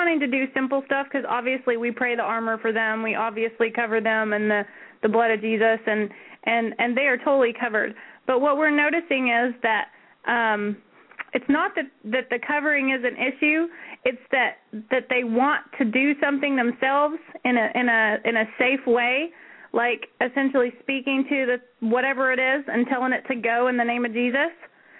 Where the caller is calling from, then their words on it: Washington, United States; I'm calling from Washington.